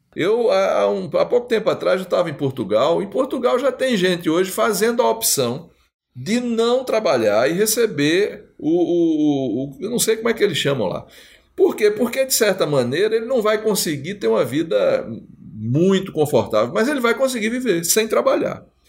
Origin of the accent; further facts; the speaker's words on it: Northeast Region, Brazil; eu sou nordestino